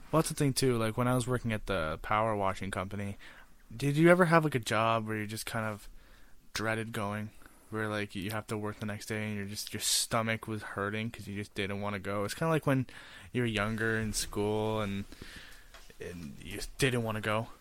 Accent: Smithville, Ontario, Canada; I was from Smithville, Ontario, and I never really used to go to Hamilton ever

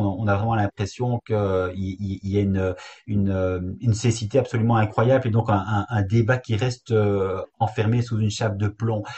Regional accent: Belgium; chez nous en Belgique

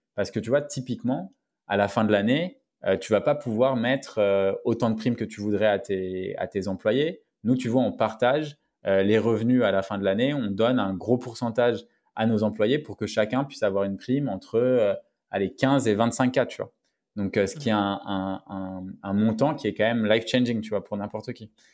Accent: Paris, Île-de-France, France; je suis né à Paris, à la gare du Nord, donc à la Riboisière. Donc j'ai grandi entre Barbès et Pigalle, donc Paris Nord

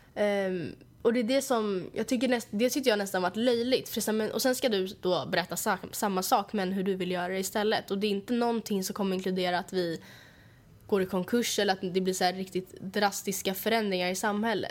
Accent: Sweden; vi föddes i Sverige

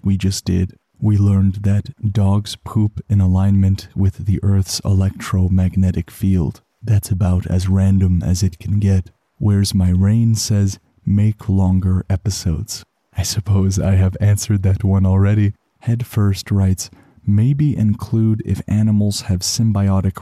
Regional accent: Canada; as a Canadian

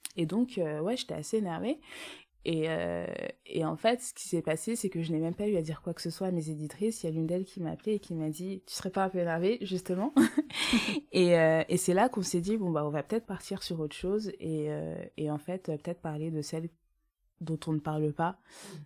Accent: Essonne, Paris suburbs, Île-de-France, France; j'ai grandi en Essonne donc en banlieue parisienne dans 91

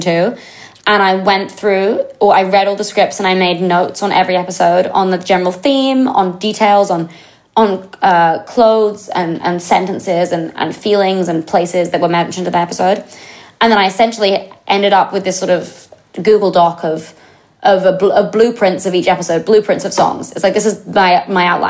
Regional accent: England, United Kingdom; I'm English

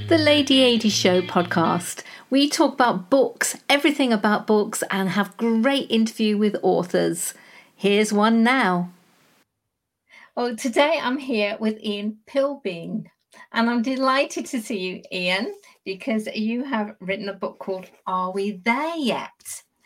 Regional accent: Corby, East Midlands, United Kingdom; half Scot myself, my father was Glaswegian, and we hail from Corby

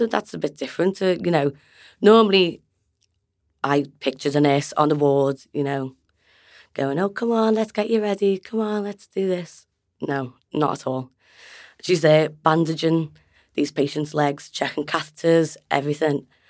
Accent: Liverpool, North West England, United Kingdom; I'm from Liverpool.

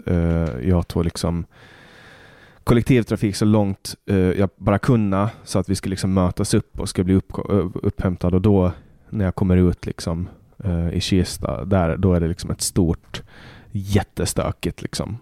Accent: Åland Islands; moved away as an adult; now in Stockholm, Sweden; när jag är hemma på Åland

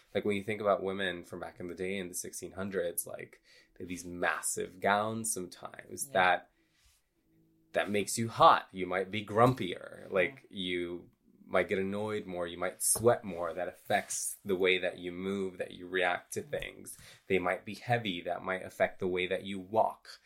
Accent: Honduras; I grew up in a religious cult in a third world country. I'm from Honduras.

